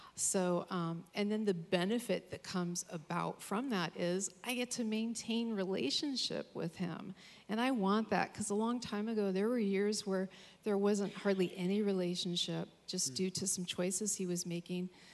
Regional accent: Capitola, California, United States; moved away; I'm originally from Capitola

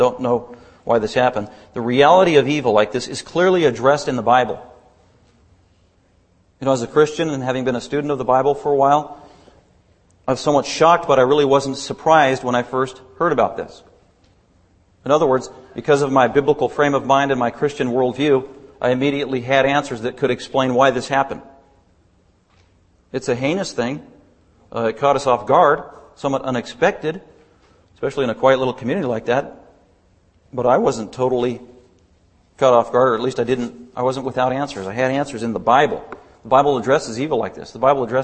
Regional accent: Denver, Colorado, United States; also born or lived in Littleton, Colorado; I grew up in Denver, Colorado my whole life

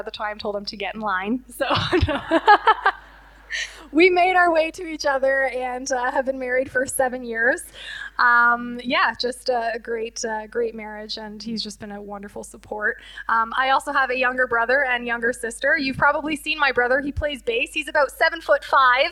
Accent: Leamington, Ontario, Canada; also born or lived in Windsor / Cottam; I was born and raised in Leamington.

